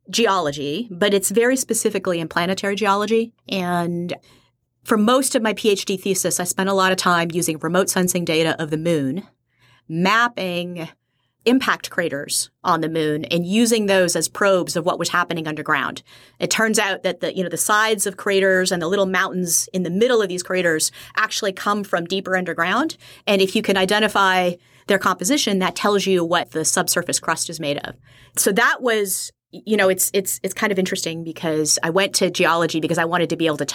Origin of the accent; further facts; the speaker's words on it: Kailua, Hawaii, United States; up as an army brat all over the world, but a good chunk of, of my childhood and where I consider my hometown is uh, in Kailua, Hawaii.